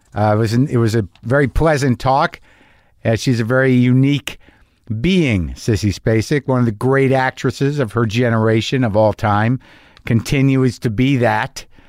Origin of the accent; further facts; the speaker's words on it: Albuquerque, New Mexico, United States; I grew up in New Mexico, like in Albuquerque